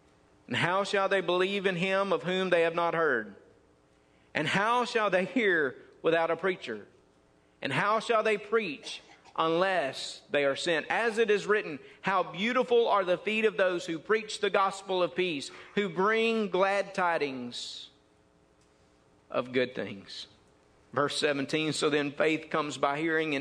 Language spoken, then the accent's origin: English; Mississippi, United States; They asked me where I was from, and I said, Mississippi. So they could tell that by my accent